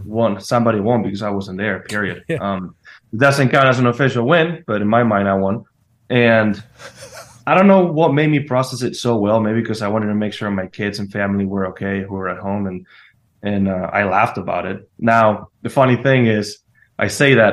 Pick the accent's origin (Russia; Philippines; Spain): Spain; born or raised there